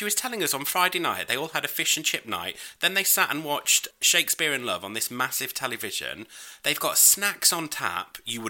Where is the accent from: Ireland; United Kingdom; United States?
United Kingdom; I'm British.